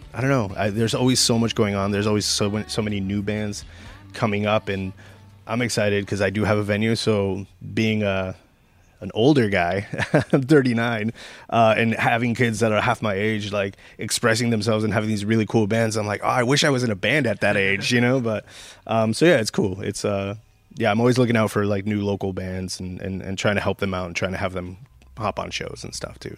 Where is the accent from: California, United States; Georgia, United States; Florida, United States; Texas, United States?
California, United States; San Gabriel Valley; now in Sylmar, United States; I grew up in San Gabriel Valley